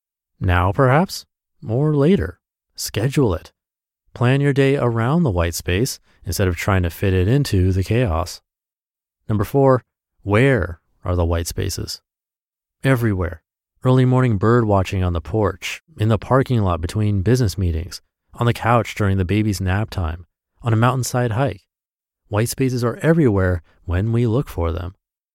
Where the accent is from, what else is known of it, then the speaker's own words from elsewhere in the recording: Washington, United States; I was in my hometown, alone without my husband and kids for the first time since my oldest was born, and this green spectacular that Washington State is famous for